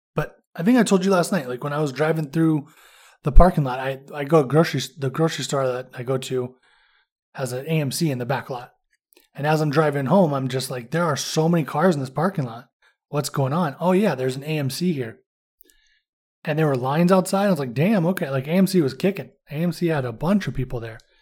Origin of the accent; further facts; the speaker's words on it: California, United States; moved away; also born or lived in Indiana; I'm from California, so I'm used to driving anywhere